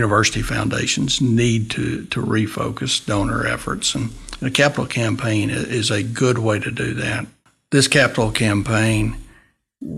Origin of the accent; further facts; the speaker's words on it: Dimmitt, Texas, United States; also born or lived in Canyon, Texas; Born in Canyon. And at 3 years old, we moved to Dimmitt. And so I've been there basically